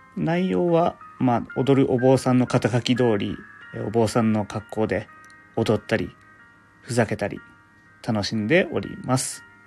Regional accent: Fukushima, Japan; 僕の出身が福島県なので

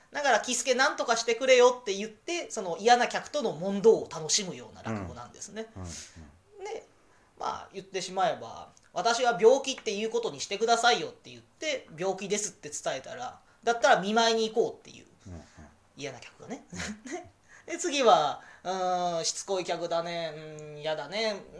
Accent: Kansai, Japan; 僕関西出身なんですけど

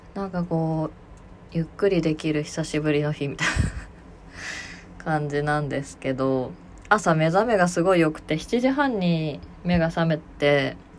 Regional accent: Aichi, Japan; うちの地元の愛知

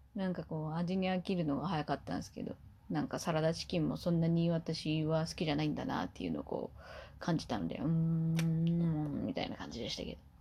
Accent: Kumamoto, Japan; 私は地元が熊本なので

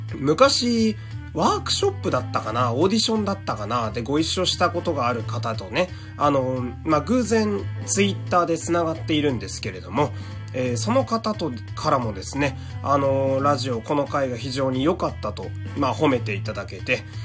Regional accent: Fukui, Japan; moved away; 自分の実家がある福井県

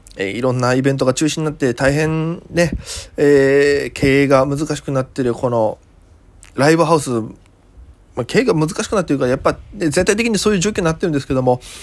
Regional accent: Okinawa, Japan; moved away as an adult; now in Tokyo, Japan; 沖縄からも見れます。僕の、お生まれ育ったね。

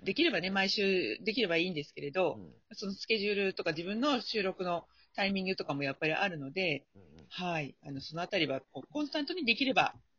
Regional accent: Chiba, Japan; 千葉なんですけれども、地元の

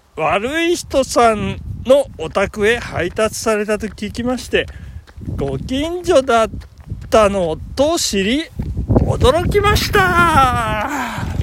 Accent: Tokyo, Japan; accent: Edokko (hi pronounced as shi); 江戸っ子なんで

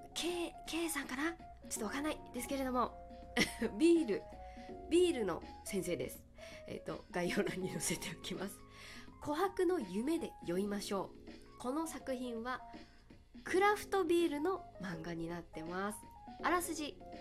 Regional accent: Kagoshima, Japan; moved away; 鹿児島が実家

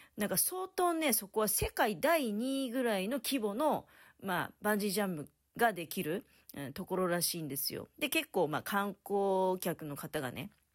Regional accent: Tokamachi, Niigata, Japan; now in Niigata, Japan; 私の実家とかだと、十日町

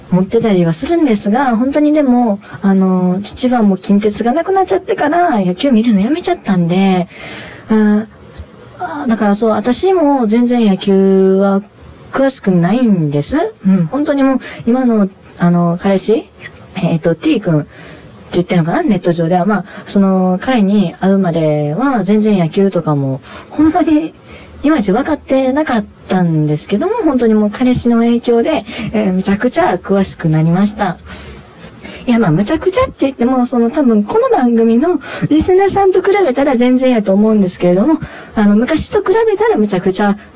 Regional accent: Itami, Hyogo, Japan; 私も、あの、地元が関西の方でして、えー、まあ、兵庫県の、えー、伊丹市出身です。

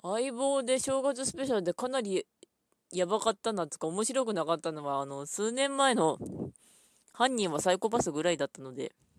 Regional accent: Ishikawa, Japan; 石川県なので私の出身

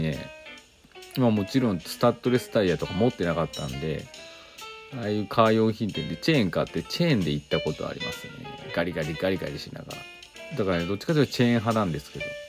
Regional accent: Aichi, Japan; moved away; also born or lived in Inazawa; 私、愛知県出身で

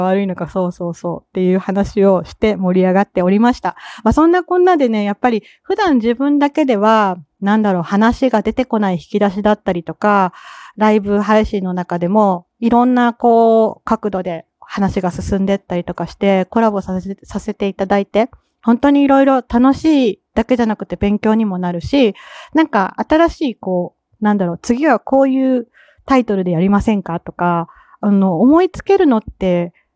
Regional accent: Kansai, Japan; accent: Kansai dialect; 関西人なんで私

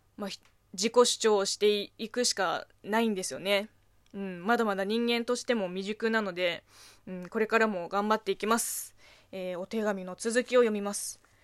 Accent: China; Japanese is a second language; moved away as an adult; now in Japan; 中国生まれ、中国育ちの私

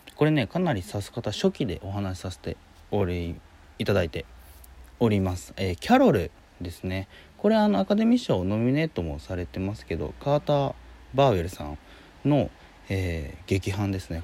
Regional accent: Hiroshima, Japan; moved away; also born or lived in Tokyo; 東京にね、いたんだけど、実家広島に戻って

